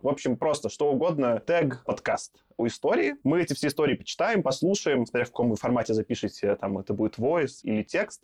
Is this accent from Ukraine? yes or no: no; Belarus; now in Russia; я все-таки как белорус